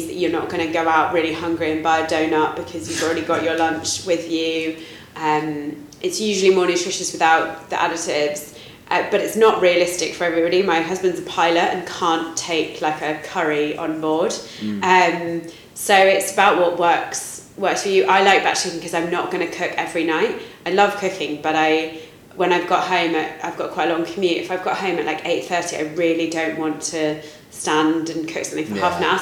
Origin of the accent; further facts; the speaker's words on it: United Kingdom; I'm very British.